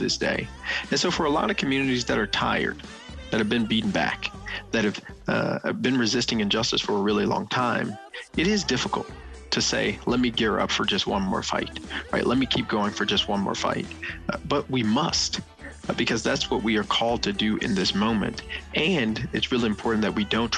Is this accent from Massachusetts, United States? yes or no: no; Memphis, Tennessee, United States; moved away as an adult; also born or lived in Boston; I moved from Boston back home to Memphis